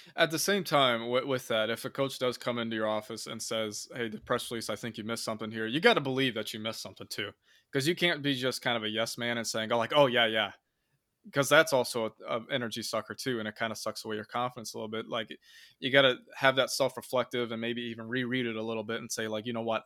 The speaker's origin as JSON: {"language": "English", "region": "Indiana", "country": "United States", "tie": "born or raised there", "said": "from my hometown here in Indiana"}